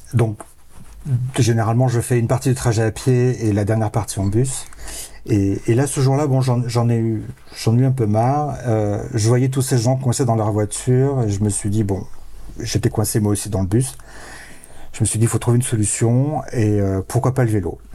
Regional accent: Provence-Alpes-Côte d'Azur, France; j'ai grandi dans les Hautes-Alpes

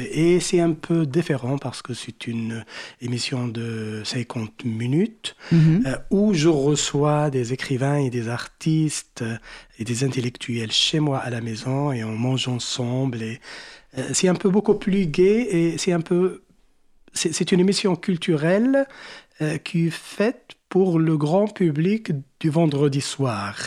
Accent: Morocco; chez nous au Maroc

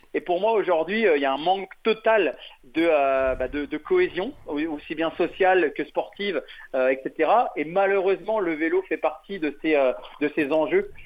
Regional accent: France; on est français

